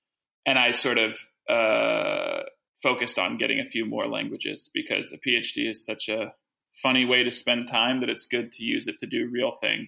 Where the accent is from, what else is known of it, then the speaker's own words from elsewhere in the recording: Chicago, Illinois, United States; first language French; Before that, I grew up speaking French, and French is actually my first language technically, but it's a funny situation because I moved to Chicago when I was 3 or 4.